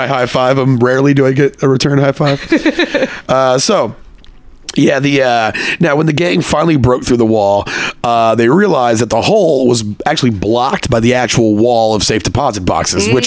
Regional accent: Texas, United States; moved away as an adult; also born or lived in Connecticut; I came back to visit my hometown when I lived in Connecticut, and I came back to Texas

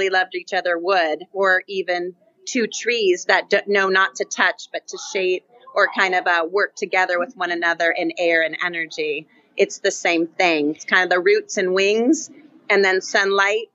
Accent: Fair Oaks, California, United States; I grew up in Fair Oaks, which some know, by the American River, but outside of Sac by about 20 or 30 miles

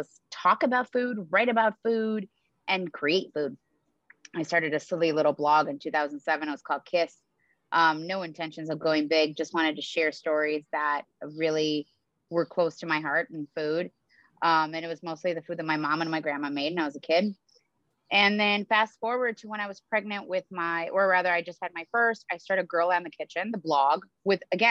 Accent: Moldova; moved away; I was born in the former USSR. I was born in Moldova

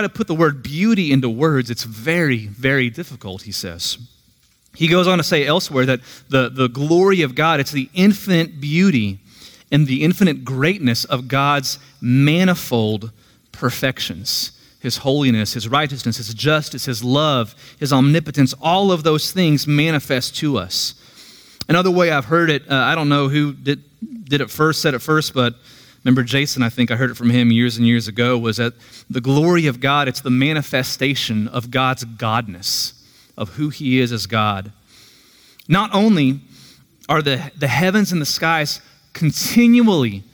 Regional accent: Tulsa, Oklahoma, United States; now in Tahlequah, United States; I'm originally from Tulsa. I grew up near 11th and Mingo

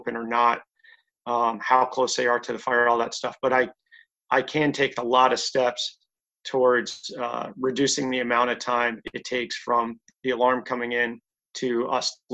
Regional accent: near Atlantic City, New Jersey, United States; I grew up in New Jersey, right next to Atlantic City

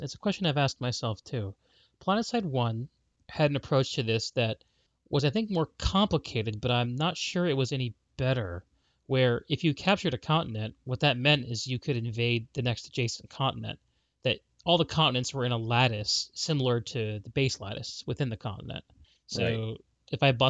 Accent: Connecticut, United States; I grew up in Connecticut.

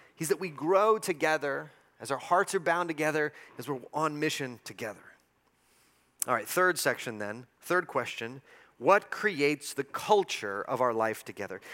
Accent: El Paso, Texas, United States; born or raised there

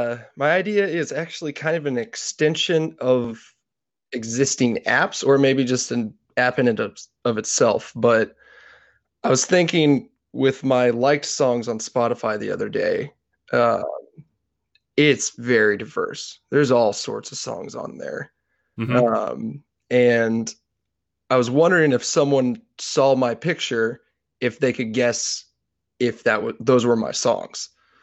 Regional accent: Kansas, United States; I'm fine with that. I'm from Kansas.

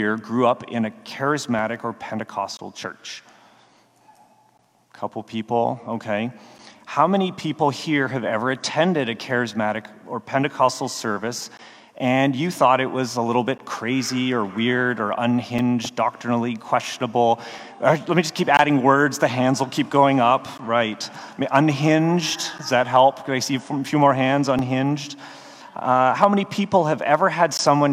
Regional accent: Canada; moved away as an adult; also born or lived in Baltimore; I'm Canadian. If any of you have ever seen a TV show called Letterkenny or are willing to admit you have, that'll give you a sense of who I went to high school

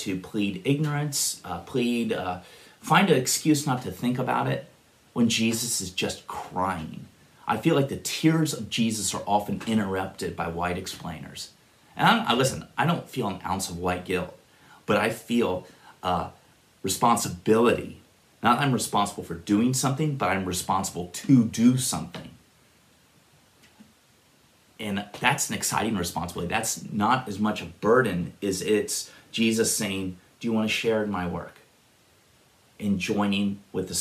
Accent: Upper Arlington, Ohio, United States; also born or lived in Worthington, Ohio; I grew up in Upper Arlington, Worthington

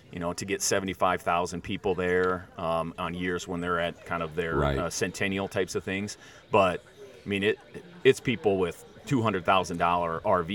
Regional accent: South Dakota, United States; you and I come from South Dakota

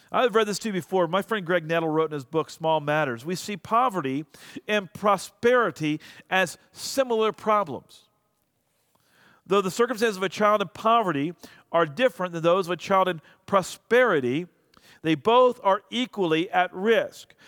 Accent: United States; I'm an American.

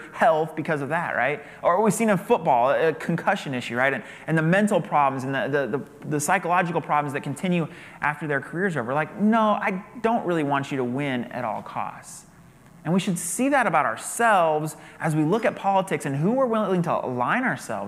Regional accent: United States; as an American

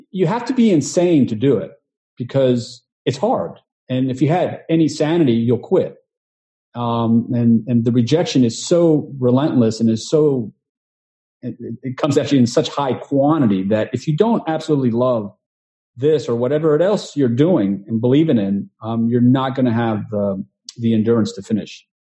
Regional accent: Houston, Texas, United States; now in New York, United States; I'm originally from Texas, from Houston, um, but I came to New York um, trying to pursue the dream

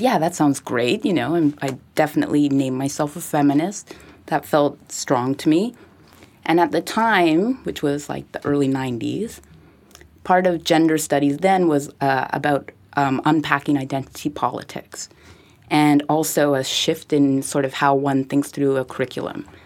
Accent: Montreal, Quebec, Canada; I grew up in Westmount

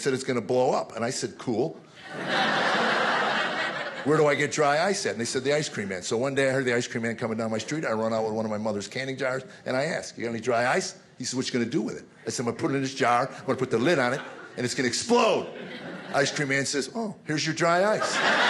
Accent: United States; I had the pleasure of growing up in America before the lawyers took it over and ruined it on us.

